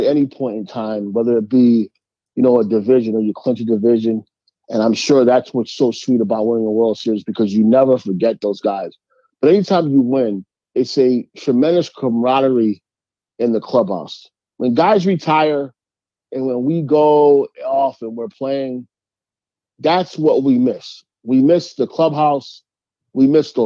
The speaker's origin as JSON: {"language": "English", "region": "New York", "country": "United States", "tie": "born or raised there", "said": "my hometown"}